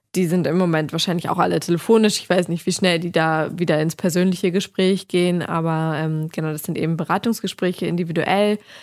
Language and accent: German; Hamburg, Germany; Ich lebe ja in Hamburg und bin Hamburgerin